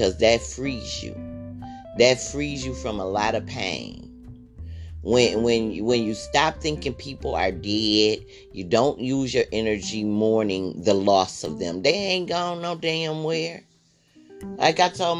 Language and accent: English; Michigan, United States; also born or lived in Chicago; I grew up here in Michigan